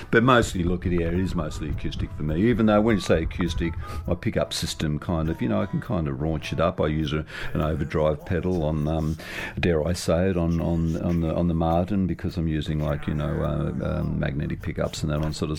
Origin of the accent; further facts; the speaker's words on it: Sydney, New South Wales, Australia; also born or lived in Narrabri, New South Wales; I was, born and bred in Sydney, but uh, during my youth, uh, I did have an extended period of time uh, growing up in northwestern New South Wales